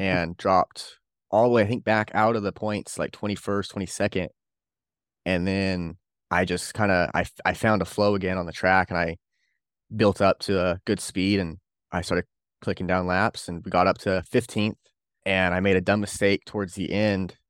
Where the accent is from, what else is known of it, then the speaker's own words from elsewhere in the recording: Bakersfield, California, United States; I'm from Bakersfield, California